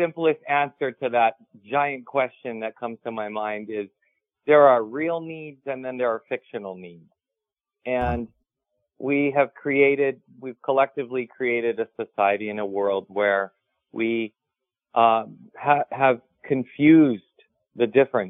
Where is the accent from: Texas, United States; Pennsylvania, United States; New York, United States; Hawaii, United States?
Hawaii, United States; growing up in Hawaii, we become professional sunset watchers